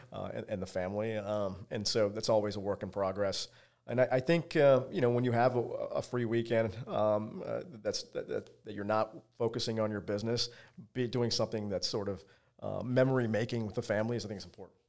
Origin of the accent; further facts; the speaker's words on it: Virginia, United States; I grew up in Virginia, uh, as a small kid